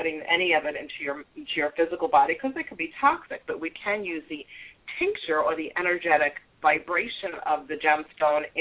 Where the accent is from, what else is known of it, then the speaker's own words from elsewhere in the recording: New York, United States; accent: New York; now in South Florida, United States; I'm a New York Italian girl, in case you didn't pick up by my accent of the New York part. But I've been in Florida, South Florida, for many years.